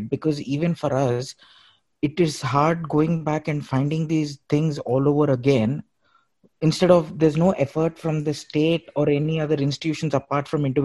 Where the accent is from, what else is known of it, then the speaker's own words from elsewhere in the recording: Andhra Pradesh, India; especially my home state, when we found wanted to have an identity, we chose the name Andhra.